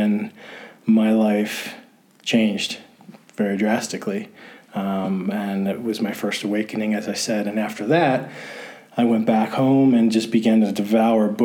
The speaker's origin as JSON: {"language": "English", "town": "Philadelphia", "region": "Pennsylvania", "country": "United States", "tie": "born or raised there", "also_born_or_lived": "Ithaca, New York / Iquitos, Peru", "moved": "as an adult", "lives_now": "Peru", "said": "I am from the Philadelphia area in Pennsylvania. I was born and raised there"}